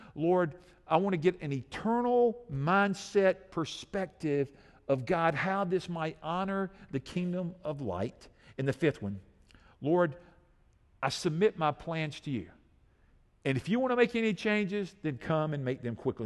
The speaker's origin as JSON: {"language": "English", "country": "United States", "said": "I love being an American citizen."}